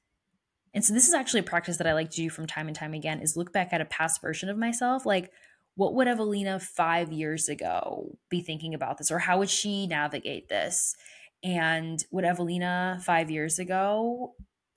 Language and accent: English; New Britain, Connecticut, United States; my hometown of New Britain, Connecticut.